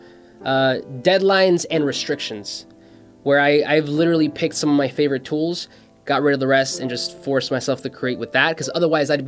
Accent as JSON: {"language": "English", "country": "Mexico", "tie": "born or raised there", "moved": "yes", "lives_now": "United States", "said": "My dad was working here in the States because I was born in Mexico"}